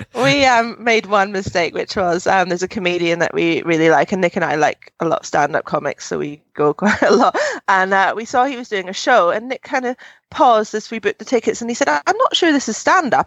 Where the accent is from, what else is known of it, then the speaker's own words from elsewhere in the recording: Scotland, United Kingdom; my home country